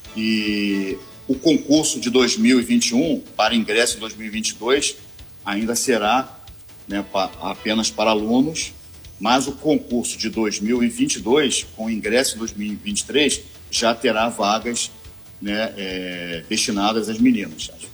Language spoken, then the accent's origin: Portuguese; Niterói, Rio de Janeiro, Brazil; eu sou de Niterói, sou oriundo de Niterói.